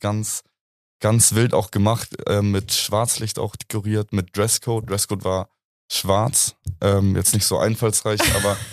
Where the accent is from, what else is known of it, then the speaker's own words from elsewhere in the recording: Munich, Bavaria, Germany; ich bin hier in München eigentlich aufgewachsen. Ich bin seit 23 Jahren hier am Start